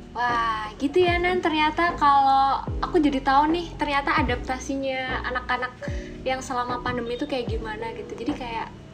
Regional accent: Tulungagung, East Java, Indonesia; moved away as an adult; also born or lived in Surabaya; aku sendiri nih sebagai orang yang merantau gitu dari Tulungagung ke Surabaya

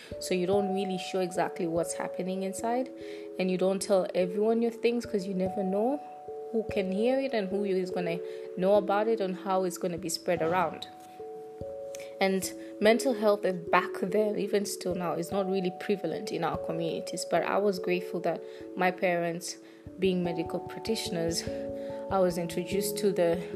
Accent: Tanzania; I'm from Tanzania

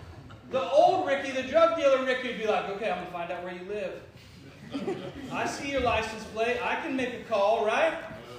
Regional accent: Cincinnati, Ohio, United States; I'm from Cincinnati.

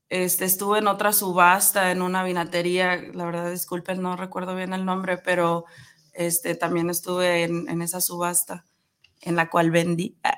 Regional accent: Nogales, Sonora, Mexico; also born or lived in Hermosillo; now in Guadalajara, Mexico; Yo no soy de aquí, eh, soy de, Sonora. soy de Nogales, Sonora.

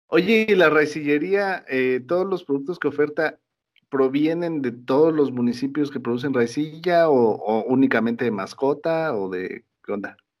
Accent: Mexico; todos como mexicanos

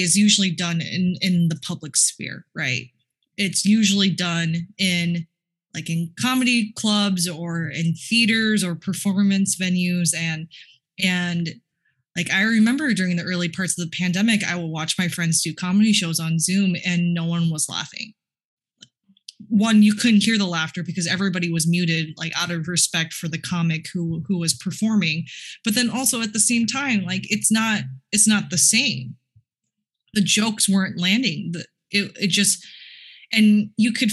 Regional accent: Minnesota, United States; I was born and raised in Minnesota

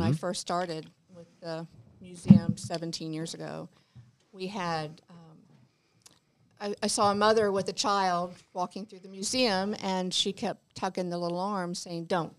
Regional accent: Space Coast, Florida, United States; I grew up on the Space Coast here

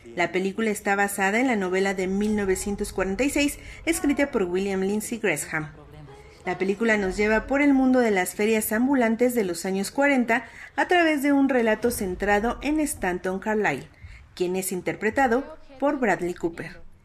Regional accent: Mexico

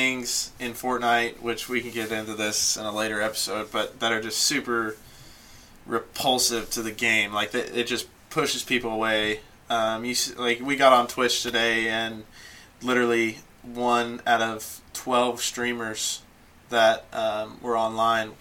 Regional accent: Mount Washington, Kentucky, United States; I am from just south of Louisville in a town called Mount Washington, Kentucky.

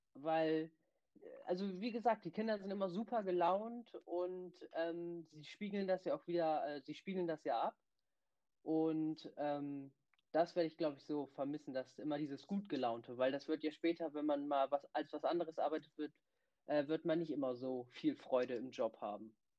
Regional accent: Bremen, Germany; Ich bin 17 Jahre alt und ich komme aus Bremen

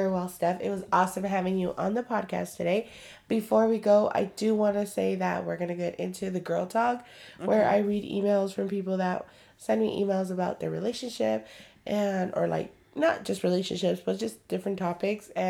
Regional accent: Atlanta, Georgia, United States; By the way, I'm from Atlanta and I'm 27 years

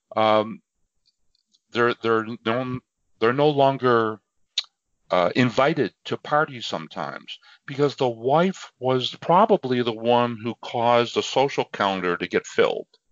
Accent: near Niagara Falls, Western New York, United States; I am a uh, native of Western New York, very close to Niagara Falls.

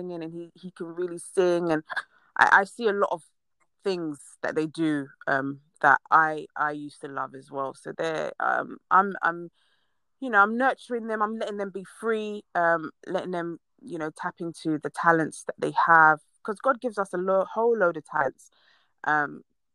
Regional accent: Ghana

